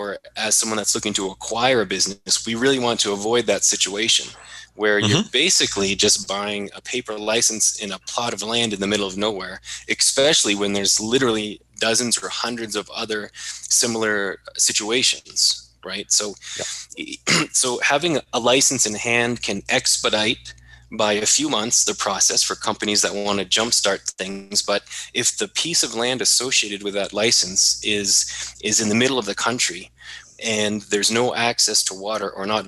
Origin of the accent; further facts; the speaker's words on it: Maine, United States; my home state is Maine